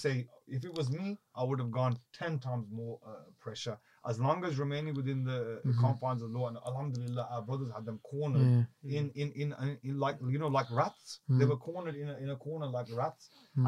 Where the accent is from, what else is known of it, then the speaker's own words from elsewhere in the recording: United Kingdom; We as a British Kashmiri, the largest Kashmiri community outside of Kashmir is here.